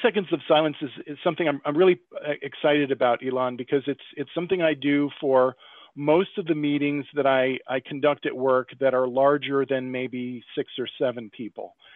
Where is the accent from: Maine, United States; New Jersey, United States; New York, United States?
New York, United States; upstate; moved away as an adult; also born or lived in Brooklyn / Long Island / Philadelphia; I grew up in upstate New York